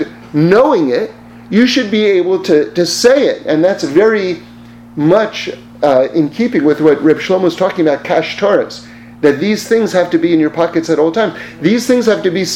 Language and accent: English; New York, United States; I'm from New York